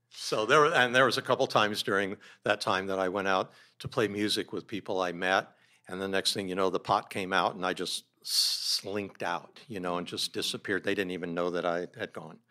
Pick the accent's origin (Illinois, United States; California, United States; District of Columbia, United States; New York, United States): California, United States; San Diego; also born or lived in Oakland / Bozeman / Montana; I grew up mostly in San Diego